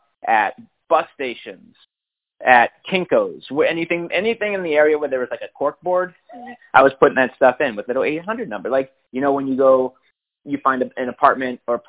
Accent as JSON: {"language": "English", "region": "Connecticut", "country": "United States", "tie": "born or raised there", "also_born_or_lived": "Philadelphia / Washington, D.C. / Virginia", "moved": "yes", "lives_now": "Austin, United States", "said": "we grew up in Connecticut"}